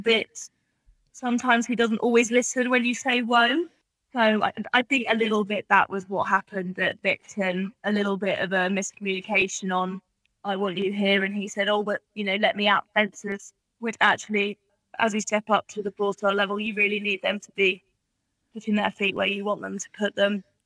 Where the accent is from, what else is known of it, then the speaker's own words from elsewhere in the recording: England, United Kingdom; also born or lived in Australia; all of my family are English, uh, so we came back over here mainly for that reason.